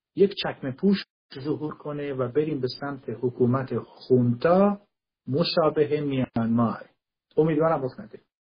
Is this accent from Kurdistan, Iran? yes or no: yes; Kurdistan, Iran; تو کردستان متولد شدم